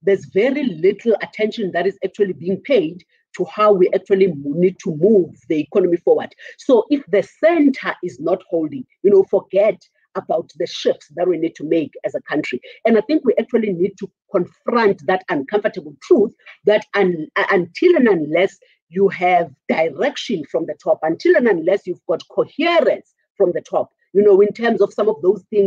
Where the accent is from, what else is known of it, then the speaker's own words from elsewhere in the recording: South Africa; as a South African economy